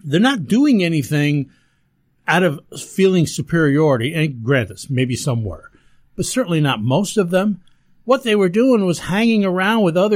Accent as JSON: {"language": "English", "town": "Ellenville", "region": "New York", "country": "United States", "tie": "born or raised there", "said": "I grew up down in Ellenville, New York"}